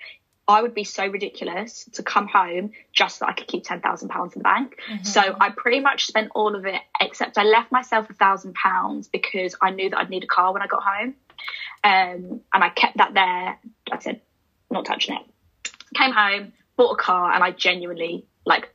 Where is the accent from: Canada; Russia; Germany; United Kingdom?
United Kingdom; moved away as an adult; now in London, United Kingdom; my hometown is quite close to London